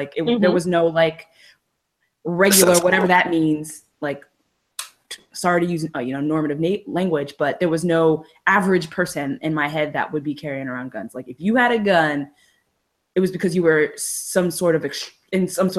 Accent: New Jersey, United States; also born or lived in Georgia; now in California, United States; I grew up in New Jersey.

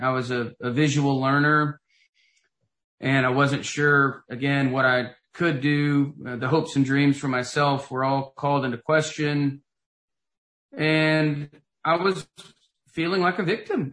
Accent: Knoxville, Tennessee, United States; moved away as an adult; I grew up in Knoxville, Tennessee, and lived there for the first 25 years of my life

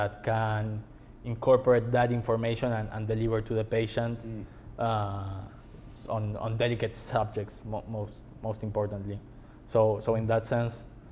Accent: Buenos Aires, Argentina; moved away as an adult; now in United States; I was born in Argentina

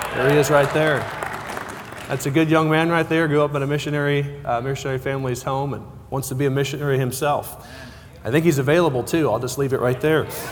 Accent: Cortez, Colorado, United States; I'm from Cortez, Colorado

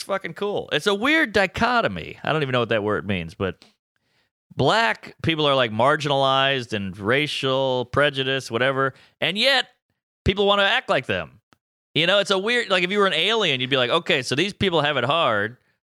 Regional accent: New Orleans, Louisiana, United States; I grew up in Treme, which is a tough little hood. And people always say, if you grew up in a black neighborhood, why do you sound like that?

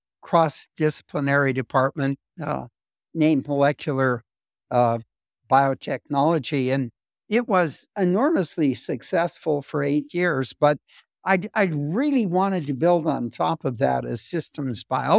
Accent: Missoula, Montana, United States; I was born in Missoula, Montana, grew up in Montana, went as an undergraduate to Caltech

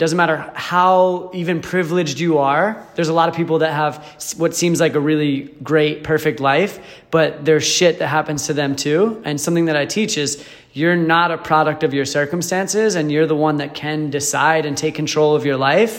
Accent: New Jersey, United States; moved away; also born or lived in Michigan / Arizona; I'm from New Jersey originally, moved to Michigan, and then just in the past year, a little over a year ago, I moved to Arizona

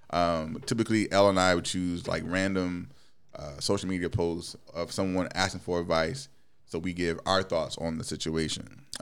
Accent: Midwest, United States; when I was growing up in the Midwest, there weren't really black people around

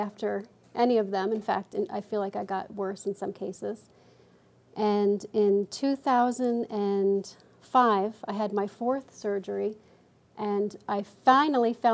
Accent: upstate New York, United States; also born or lived in Bronx, New York; We moved from the Bronx upstate into a house

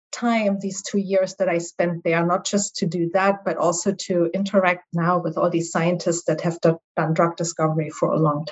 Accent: East Germany, Germany; English is a second language; moved away; also born or lived in Halle, Germany; My accent will reveal that I'm from Germany originally. So I grew up actually behind the Iron Curtain in East Germany.

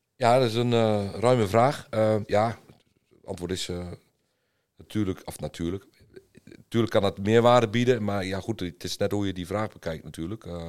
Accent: eastern Netherlands, Netherlands; ik kom uit het oosten van Nederland

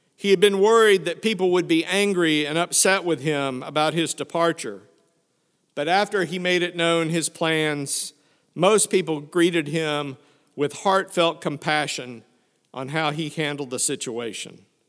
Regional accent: Fayetteville, Arkansas, United States; moved away; also born or lived in Prairie Grove, Arkansas; I grew up in Fayetteville, Arkansas, which, when I was there, was just a small college town.

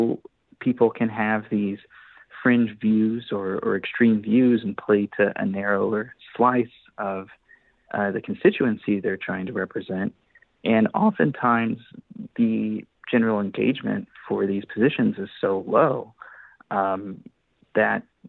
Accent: Arkansas, United States; my home state, Arkansas

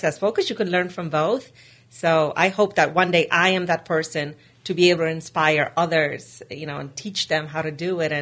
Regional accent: New York City, New York, United States; also born or lived in Poland / Rhode Island; I grew up in Poland in the 80s, and in 1993, my parents entered a lottery to win a green card, and we won

